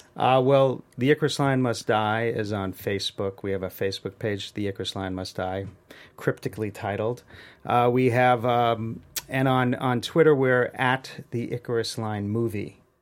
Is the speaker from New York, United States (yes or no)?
yes; New York City, New York, United States; now in Los Angeles, United States; I'm from Queens, New York